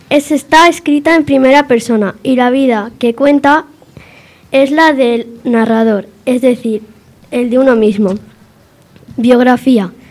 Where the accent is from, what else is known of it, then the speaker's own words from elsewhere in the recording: Cigales, Castile and León, Spain; also born or lived in Villanueva; Nací en Villanueva pero vine a los dos meses a Cigales.